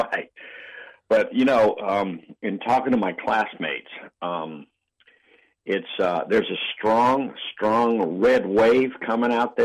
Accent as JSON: {"language": "English", "town": "Sacramento", "region": "California", "country": "United States", "tie": "born or raised there", "also_born_or_lived": "Denver, Colorado", "said": "I grew up in Sacramento, and I got there at age five."}